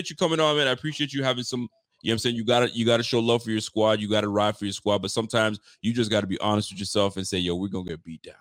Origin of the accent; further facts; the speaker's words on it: New Jersey, United States; I'm from New Jersey, man. I don't claim that brother.